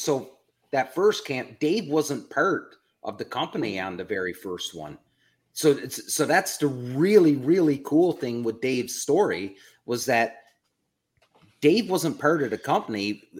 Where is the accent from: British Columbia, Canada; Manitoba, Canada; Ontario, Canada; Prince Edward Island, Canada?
Prince Edward Island, Canada; know where I'm from, the province I'm from, it's an island off the east coast of Canada. So, you know, my hometown is 300 people max.